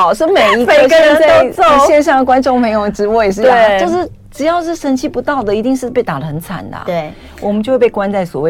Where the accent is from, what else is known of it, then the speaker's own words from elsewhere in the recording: Taipei, Taiwan; 当然用客家话了啊，我是客家人。